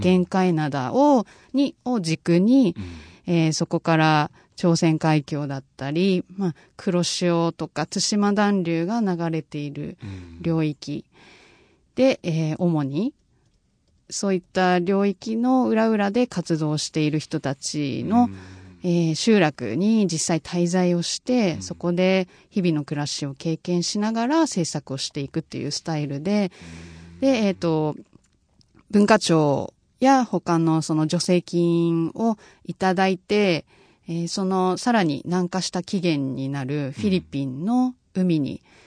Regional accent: Fukuoka, Japan; moved away; also born or lived in London; 自分のその出身地である福岡

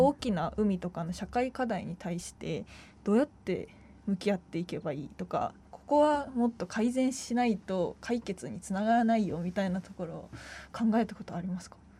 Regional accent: Hyogo, Japan; moved away as an adult; also born or lived in Itoshima, Fukuoka; now in Fukuoka, Japan; もともと兵庫県出身で

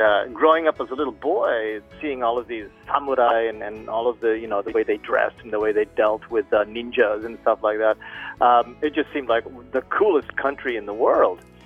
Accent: Canada; moved away as an adult; also born or lived in Philippines; now in Fukuoka, Japan; I'm Canadian, mm-hmm. although I was born in the Philippines

